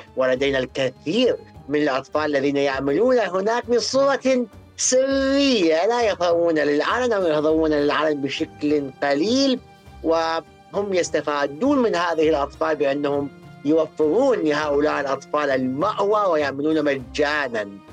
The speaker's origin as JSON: {"language": "Arabic", "country": "Iraq", "said": "عندنا بالعراق"}